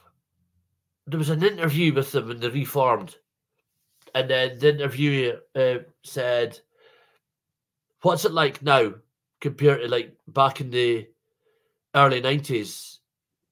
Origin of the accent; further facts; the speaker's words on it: Scotland, United Kingdom; being Scottish